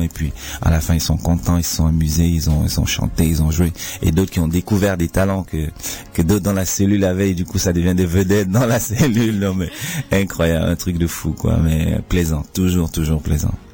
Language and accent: French; Cameroon; now in Switzerland; chez moi au Cameroun